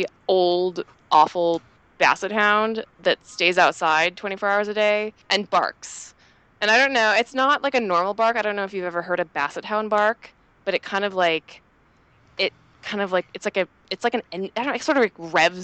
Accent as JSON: {"language": "English", "town": "Seattle", "region": "Washington", "country": "United States", "said": "My husband and I, we're both from Seattle, which is very close to Canada"}